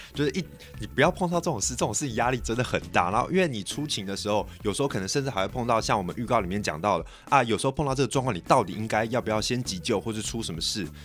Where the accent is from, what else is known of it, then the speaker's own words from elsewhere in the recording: Taiwan; 我们台湾人